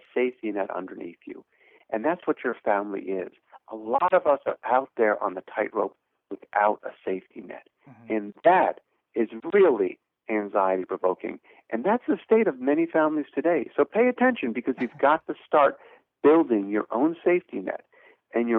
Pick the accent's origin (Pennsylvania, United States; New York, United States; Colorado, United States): Pennsylvania, United States; moved away as an adult; now in Providence, United States; I grew up in Pennsylvania